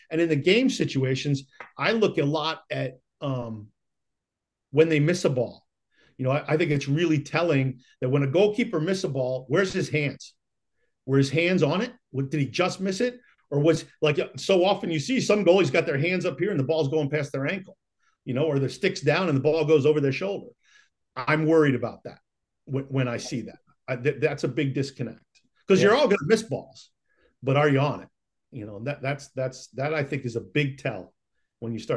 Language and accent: English; Rochester, New York, United States; moved away; I played some growing up in Rochester.